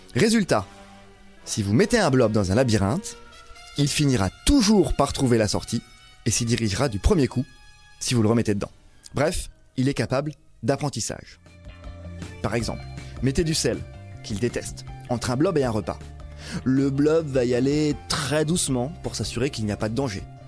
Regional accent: France; chez nous, en France

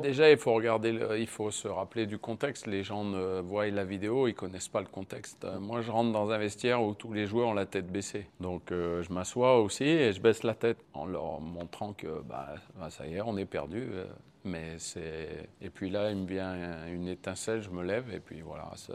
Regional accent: France; Je suis français

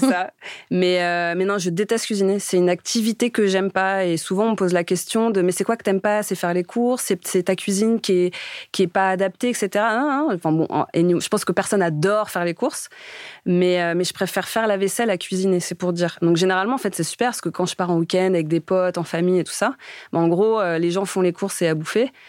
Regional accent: Romainville, Île-de-France, France; moved away as an adult; also born or lived in Noisy-le-Sec / Paris / Nantes; j'ai grandi dans le quatre-vingt-treize à Romainville, né à Noisy-le-Sec, euh, juste à côté

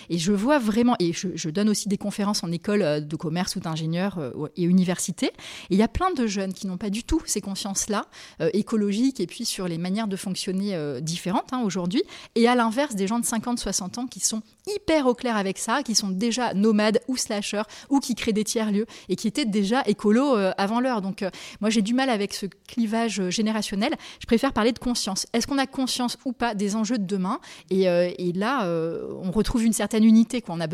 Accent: Nouvelle-Aquitaine, France; Et j'ai grandi au Pays Basque. Après j'ai fait mes études à Lille et en Espagne. Et j'ai commencé à travailler à Paris.

